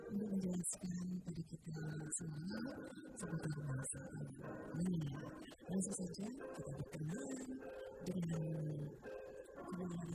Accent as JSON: {"language": "Indonesian", "region": "Java", "country": "Indonesia", "first_language": "Javanese", "second_language": "Indonesian", "said": "saya asli orang Jawa, sehingga bahasa ibu saya ya bahasa Jawa."}